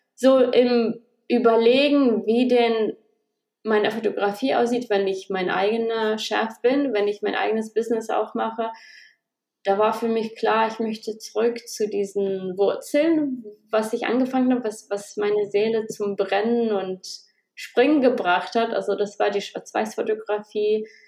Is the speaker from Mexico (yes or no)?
no; Kazakhstan; moved away as an adult; also born or lived in Germany; now in Australia; ich bin in Kasachstan geboren. Ich war achtzehn, als wir nach Deutschland gekommen sind